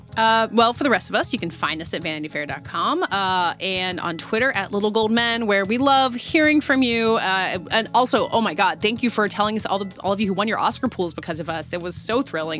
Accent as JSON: {"language": "English", "region": "South Carolina", "country": "United States", "said": "I'm from South Carolina"}